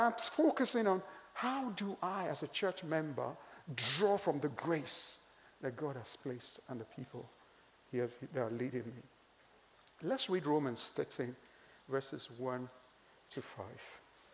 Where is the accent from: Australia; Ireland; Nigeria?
Nigeria; I'm Nigerian